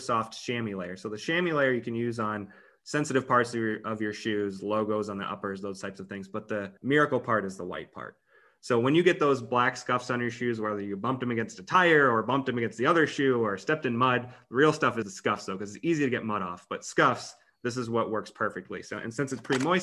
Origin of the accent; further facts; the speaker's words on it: Ohio, United States; moved away as an adult; now in Los Angeles, United States; I grew up in Ohio.